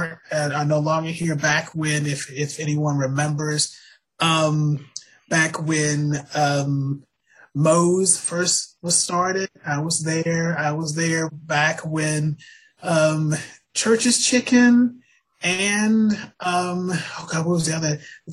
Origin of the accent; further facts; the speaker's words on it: Washington, District of Columbia, United States; also born or lived in Knoxville, Tennessee / Lexington, Kentucky; now in Atlanta, United States; I was born in Washington D.C. That's my hometown.